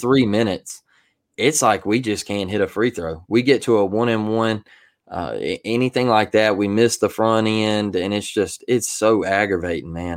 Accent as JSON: {"language": "English", "town": "Mobile", "region": "Alabama", "country": "United States", "said": "I'm from Mobile, Alabama"}